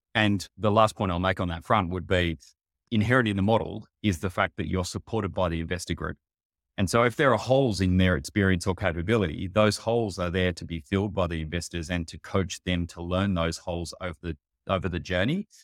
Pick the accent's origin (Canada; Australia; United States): Australia; Sydney, New South Wales; I grew up in Sydney o, on the beaches here